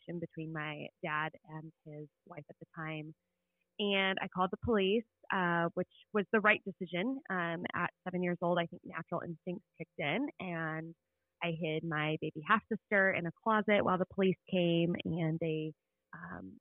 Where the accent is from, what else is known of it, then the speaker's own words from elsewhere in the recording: Indiana, United States; I grew up in Indiana